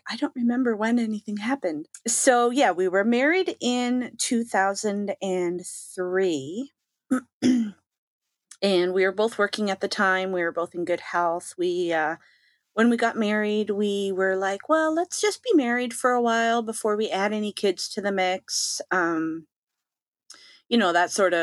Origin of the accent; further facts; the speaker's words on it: Canada; I am Canadian.